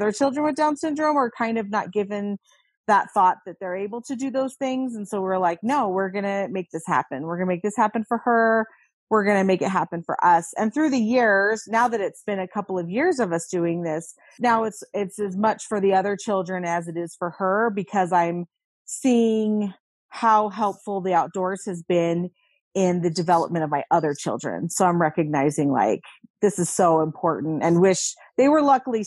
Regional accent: Virginia, United States; I grew up in Virginia

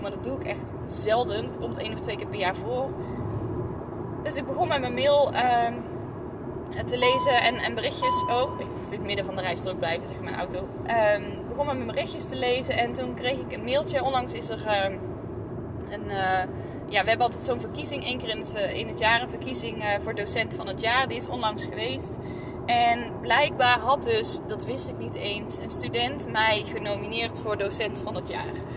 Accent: North Brabant, Netherlands; moved away; also born or lived in northern Netherlands; ik kom uit Brabant. Dus ik zeg, eh, en, en zal ook waarschijnlijk altijd blijven zeggen, ons mam, als ik het heb over mijn moeder. En, en hier in het noorden moeten ze daar nog wel eens aan wennen

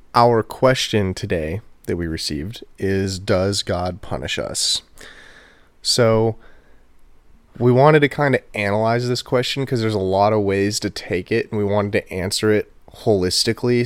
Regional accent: Houston, Texas, United States; also born or lived in College Station, Texas; I am from Houston, Texas.

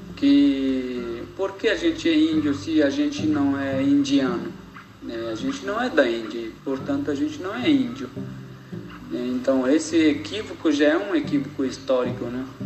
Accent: Viamão, Rio Grande do Sul, Brazil; moved away; eu sou natural de, do Rio Grande do Sul, né? De Viamão, nasci na aldeia do Cantagalo

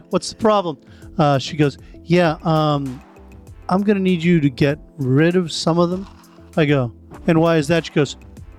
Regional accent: Medford, Massachusetts, United States; I'm from Medford

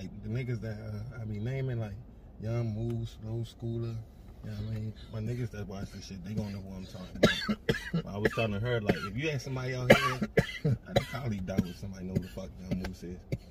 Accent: Baltimore, Maryland, United States; moved away as an adult; also born or lived in Portland; I was born on East Baltimore, Maryland, you know what I mean? What we call Baltimore, Maryland.

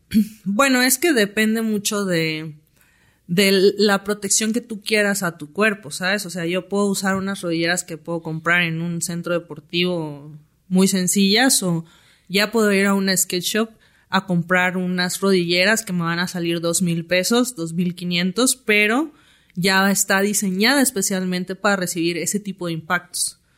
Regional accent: Tuxtla Gutiérrez, Chiapas, Mexico; now in Mexico City, Mexico; patinadora de downhill skateboarding, tengo 29 años y soy originaria de Tuxtla Gutiérrez, Chiapas

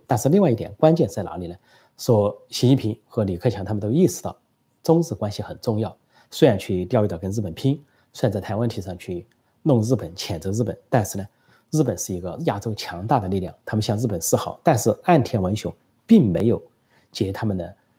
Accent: China; 我们中国人

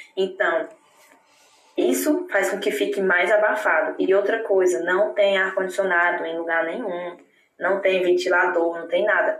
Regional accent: Palmas, Tocantins, Brazil; moved away as an adult; now in Germany; Eu venho do Tocantins, eu venho do norte do Brasil

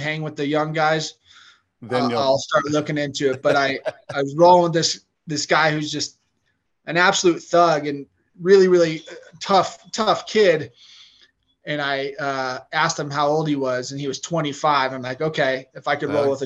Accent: Denver, Colorado, United States; also born or lived in Arizona / Michigan; I'm one of the only Colorado natives anymore, it would seem like, born and raised in Denver

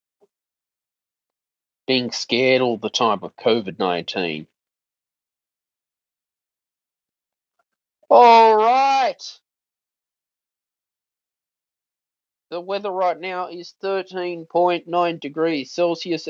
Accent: New South Wales, Australia; being an Australian citizen, this island nation

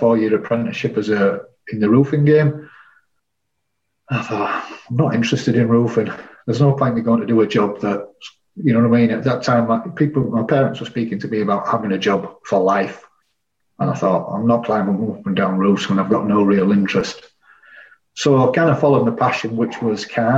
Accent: Leeds, Yorkshire and the Humber, United Kingdom; I was born and bred in Leeds. I've never really lived anywhere else but Leeds as such.

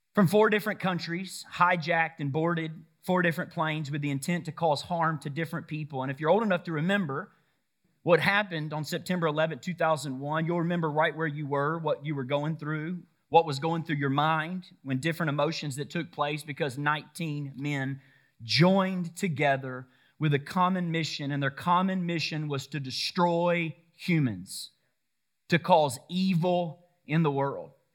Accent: Woodstock, Georgia, United States; my hometown, right? Right here in Woodstock, Georgia

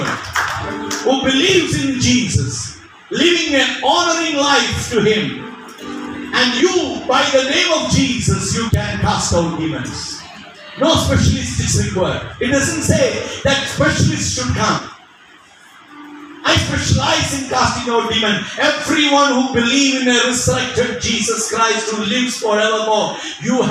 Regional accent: India; as well as being an Indian

